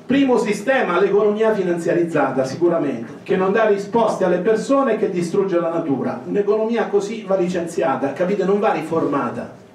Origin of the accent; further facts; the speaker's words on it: Marche, Italy; Io vengo dalle Marche